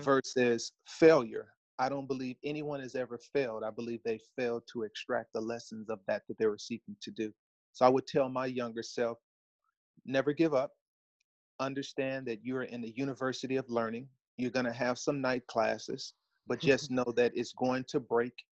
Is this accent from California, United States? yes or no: yes; Los Angeles, California, United States; born and raised in Los Angeles, California, come from a large family